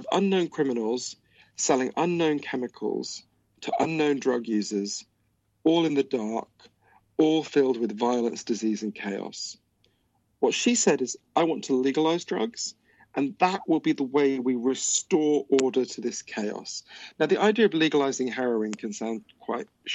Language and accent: English; United Kingdom; also born or lived in Switzerland; my dad's from Switzerland, so I'm a Swiss citizen as well as obviously British